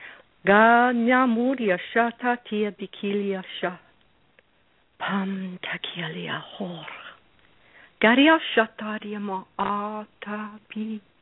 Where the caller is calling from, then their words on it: Newport Beach, California, United States; I'm calling from Newport Beach, California.